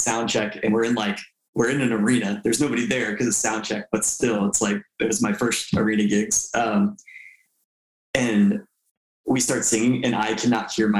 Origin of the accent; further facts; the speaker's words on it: Tampa, Florida, United States; my hometown in Tampa